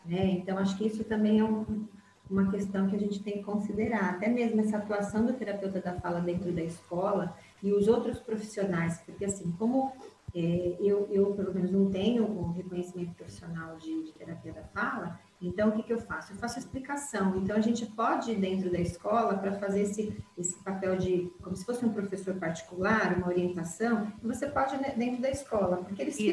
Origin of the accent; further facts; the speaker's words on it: Brazil; first language Portuguese; moved away as an adult; now in Portugal; eu tive toda a minha trajetória acadêmica, todos os meus certificados, enfim, universitários, é do Brasil